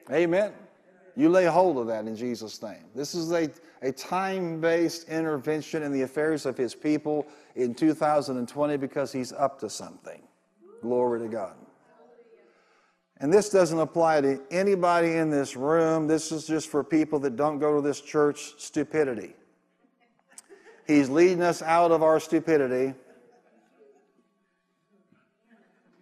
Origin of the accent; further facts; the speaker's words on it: Carbondale, Illinois, United States; my pastor growing up in Illinois and Carbondale